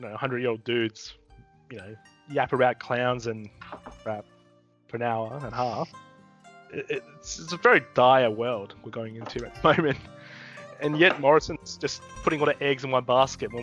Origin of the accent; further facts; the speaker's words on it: Australia; as an Australian myself